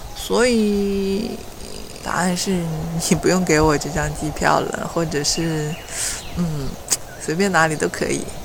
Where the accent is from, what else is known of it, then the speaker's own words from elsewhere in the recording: Weihai, Shandong, China; 我家乡在山东威海